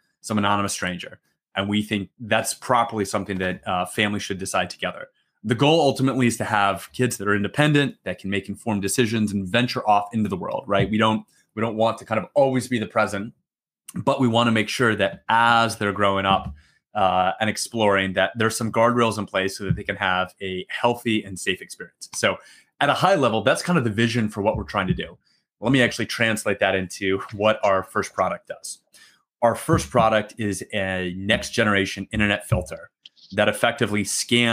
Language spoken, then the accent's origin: English; New Mexico, United States; moved away as an adult; also born or lived in Massachusetts / Washington, D.C. / Philadelphia; now in Austin, United States; I'm originally from New Mexico